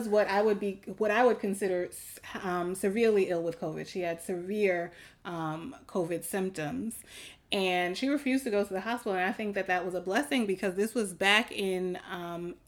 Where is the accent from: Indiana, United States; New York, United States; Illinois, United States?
New York, United States; New York City; we're from New York City